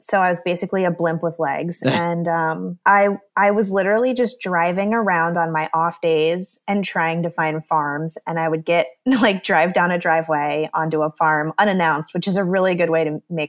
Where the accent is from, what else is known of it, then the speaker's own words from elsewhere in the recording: New Jersey, United States; also born or lived in Indiana; And I'm originally from New Jersey.